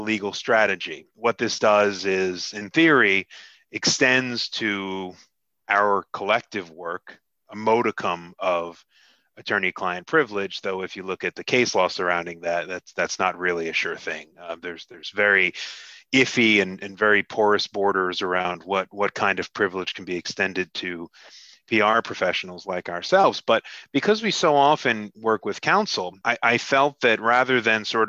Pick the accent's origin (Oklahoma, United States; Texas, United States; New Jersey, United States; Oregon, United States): New Jersey, United States; Hackensack; moved away as an adult; now in South Jersey, United States; I grew up about 5 miles outside of Manhattan in northern New Jersey, right around Hackensack, New Jersey